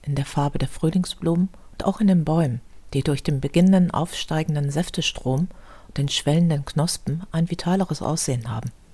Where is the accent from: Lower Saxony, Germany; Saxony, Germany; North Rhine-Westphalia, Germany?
North Rhine-Westphalia, Germany; Düsseldorf; In meiner Heimatstadt Düsseldorf